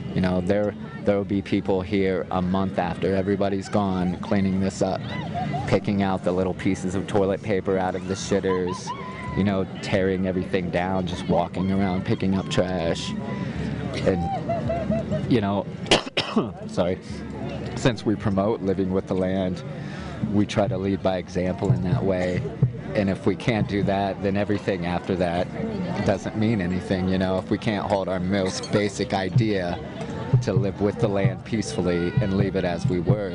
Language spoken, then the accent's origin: English; Indiana, United States; I'm from Indiana. So there's no mountains there